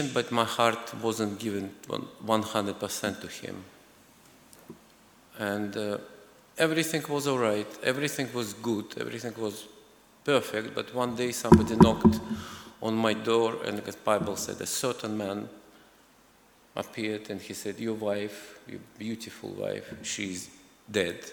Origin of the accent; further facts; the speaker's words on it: Azerbaijan; moved away as an adult; also born or lived in Moscow region, Russia; I was born in Azerbaijan. It's a former Soviet Republic, a very small, beautiful country.